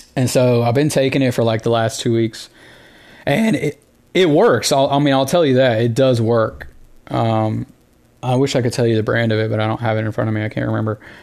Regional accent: the South, United States; Growing up in the South

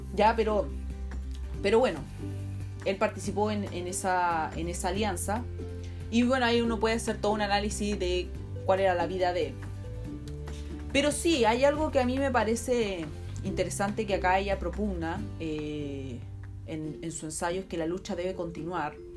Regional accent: Chile; nosotros como chilenos

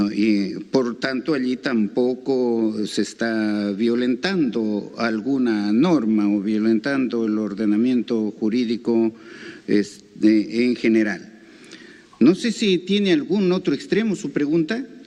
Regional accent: Peru; somos todos los peruanos

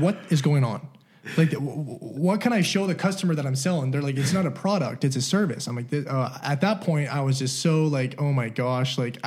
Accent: Salt Lake City, Utah, United States; also born or lived in Southern California; born in Southern California. I moved to Salt Lake. Those are the two places I've only been my whole life

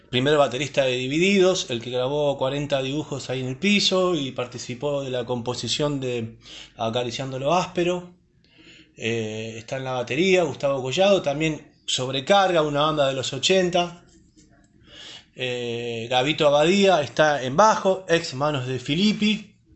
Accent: Buenos Aires Province, Argentina; Nosotros somos de zona norte del Gran Buenos Aires, Argentina.

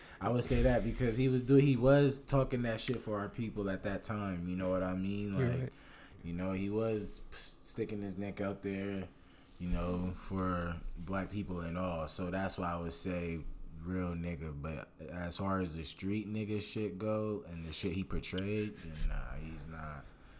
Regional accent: the West, West Coast, United States; I'm from the West

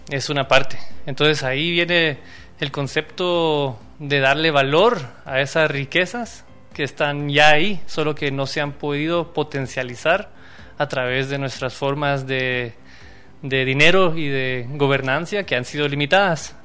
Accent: Quetzaltenango, Guatemala; originario de Quetzaltenango

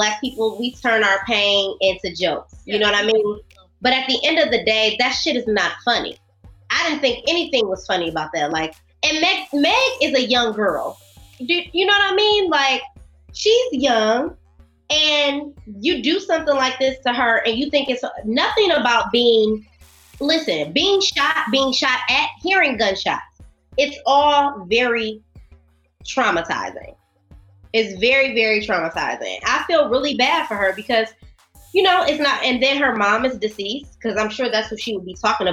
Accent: Canada; I'm a Canadian citizen

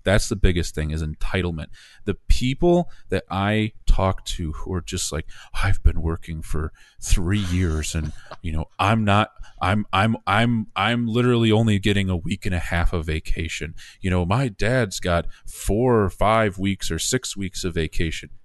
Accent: Coopersville, Michigan, United States; my hometown of Coopersville

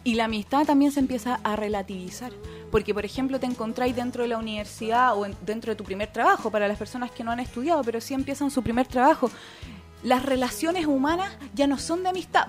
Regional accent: Santiago, Santiago Metropolitan Region, Chile; moved away; yo soy de Santiago, oriunda de allá.

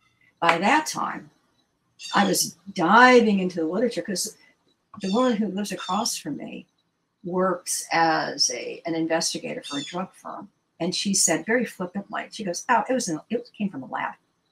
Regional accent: Washington, District of Columbia, United States; I was born and raised in the Washington, D.C. area

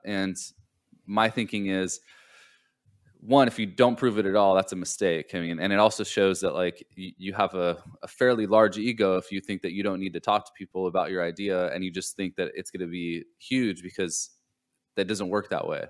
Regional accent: Southern California, United States; now in Charleston, United States; I grew up in Southern California

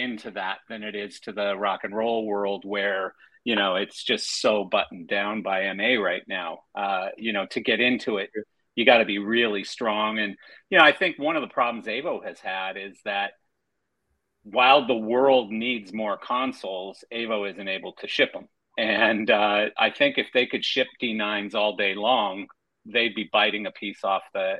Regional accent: Canada; I'm Canadian

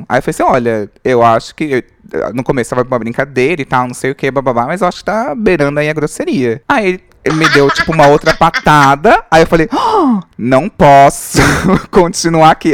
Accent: Diadema, São Paulo, Brazil; eu sou do ABC Paulista, tinha o. Eu sou de Diadema

